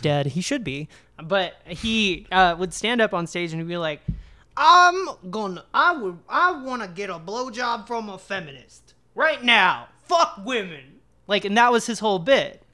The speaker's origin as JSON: {"language": "English", "country": "United States", "tie": "born or raised there", "said": "growing up in America, it's like you get abstinence only sex education"}